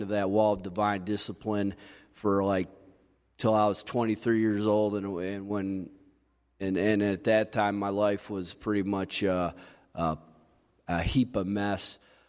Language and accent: English; Coldwater, United States; I grew up here in Coldwater. I was adopted into a family when I was probably about 3 months old. I actually grew up only a mile down the road from here.